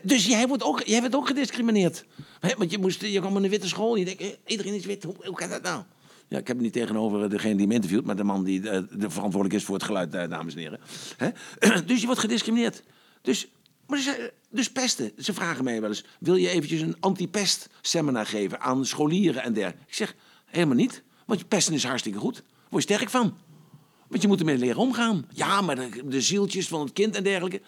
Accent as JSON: {"language": "Dutch", "country": "Netherlands", "said": "from Holland"}